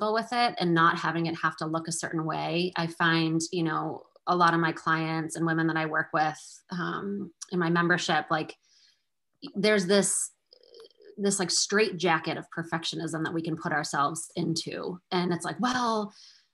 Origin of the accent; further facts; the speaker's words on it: Massachusetts, United States; moved away as an adult; also born or lived in Salem, Massachusetts; now in Portsmouth, United States; I'm from Massachusetts my whole life, but now we live a little bit further north